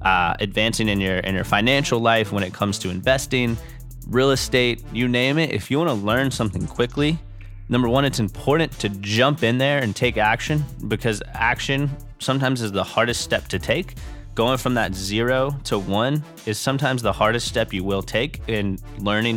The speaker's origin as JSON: {"language": "English", "town": "Charleston", "region": "South Carolina", "country": "United States", "tie": "born or raised there", "said": "growing up in Charleston"}